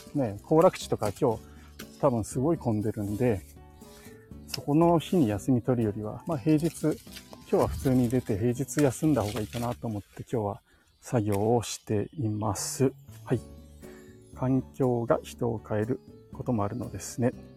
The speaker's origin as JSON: {"language": "Japanese", "region": "Tokyo", "country": "Japan", "tie": "born or raised there", "also_born_or_lived": "Saitama Prefecture", "moved": "as an adult", "lives_now": "Nagano Prefecture, Japan", "said": "僕の実家があるところなんですけども、あの、東京都内、都内ですね、23区内に住んでたんで"}